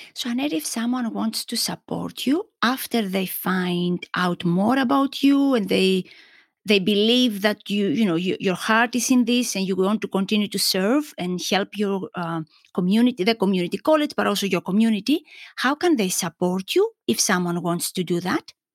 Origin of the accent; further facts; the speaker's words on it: Greece; moved away; growing up in Greek culture